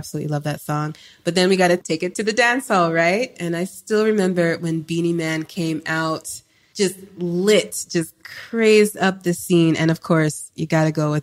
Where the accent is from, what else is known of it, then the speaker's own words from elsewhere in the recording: California, United States; I am West Coast. 100%. People don't realize that about me, but I am West Coast. I was born in Cali